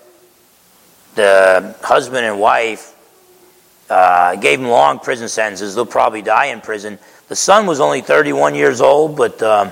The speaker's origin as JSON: {"language": "English", "area": "Essex County", "region": "New Jersey", "country": "United States", "tie": "born or raised there", "also_born_or_lived": "East Orange, New Jersey", "said": "I grew up in Essex County, New Jersey, spent my first few years in East Orange"}